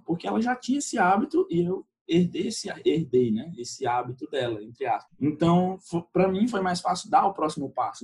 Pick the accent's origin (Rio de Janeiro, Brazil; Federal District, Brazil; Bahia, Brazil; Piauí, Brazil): Piauí, Brazil; Teresina; eu sou do Piauí, sou da capital do Piauí